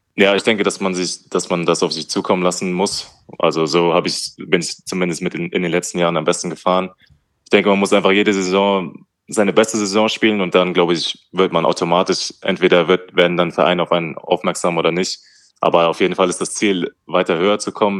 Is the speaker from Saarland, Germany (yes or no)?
no; Wetzlar, Hesse, Germany; moved away; also born or lived in Schweinfurt; Ich bin in, in Wetzlar aufgewachsen, das ist in Hessen. Mhm. Also ich, als Hesse.